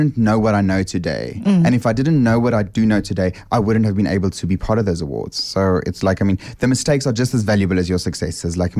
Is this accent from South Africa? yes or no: yes; South Africa; the first South African